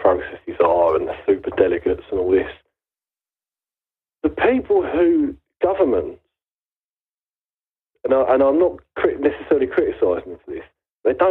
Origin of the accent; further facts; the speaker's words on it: United Kingdom; It's my country. My friends are here. My family